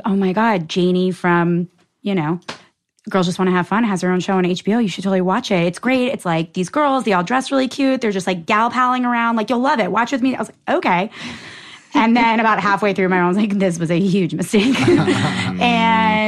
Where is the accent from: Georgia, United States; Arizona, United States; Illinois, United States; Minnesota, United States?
Minnesota, United States; Minneapolis; moved away as an adult; I'm from Minneapolis originally